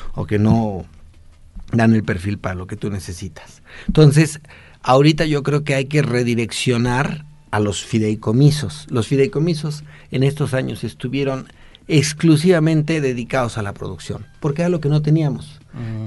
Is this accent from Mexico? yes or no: yes; Mexico